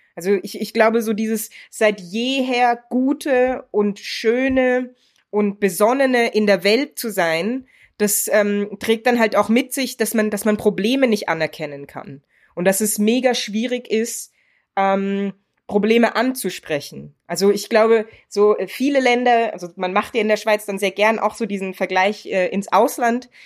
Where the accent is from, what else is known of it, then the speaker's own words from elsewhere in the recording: Germany; now in Switzerland; ich bin in Deutschland geboren und aufgewachsen